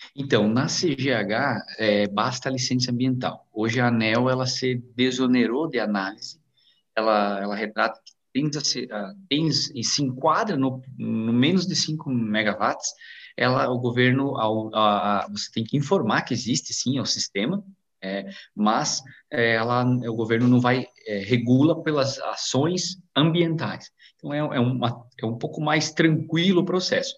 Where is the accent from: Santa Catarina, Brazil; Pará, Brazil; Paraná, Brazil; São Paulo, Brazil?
Santa Catarina, Brazil; Águas Frias; also born or lived in Nova Erechim; eu nasci em Nova Erechim, é, mas me criei em Águas Frias.